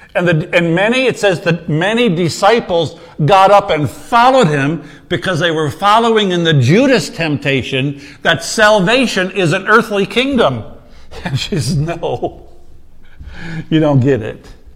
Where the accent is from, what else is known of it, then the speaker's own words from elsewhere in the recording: United States; I'm American does not mean I'm a Christian